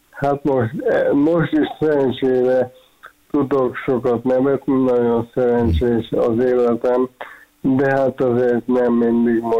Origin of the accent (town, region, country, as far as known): Hungary